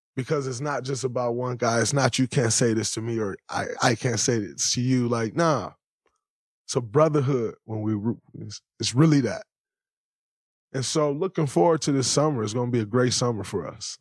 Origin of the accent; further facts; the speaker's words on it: Saginaw, Michigan, United States; moved away; as a kid growing up in Saginaw, Michigan